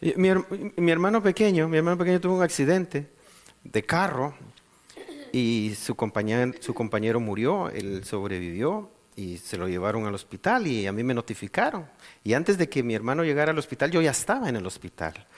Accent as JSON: {"language": "Spanish", "country": "Guatemala", "moved": "yes", "said": "yo vengo de Guatemala, un país muy, muy violento"}